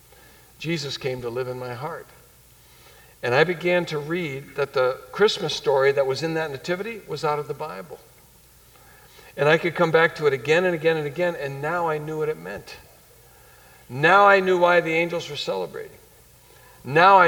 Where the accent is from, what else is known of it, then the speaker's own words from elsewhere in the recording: New England, United States; growing up in New England